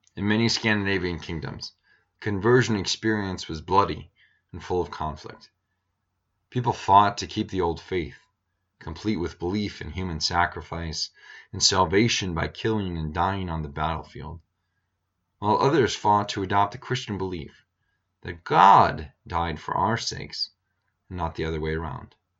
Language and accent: English; Iowa, United States; now in Montana, United States; having several overcast days growing up in Iowa